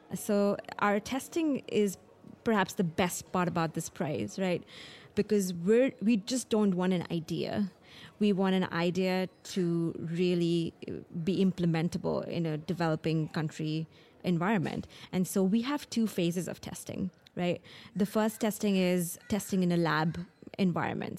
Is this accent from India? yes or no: yes; New Delhi, Delhi, India; I grew up in Delhi, in New Delhi in India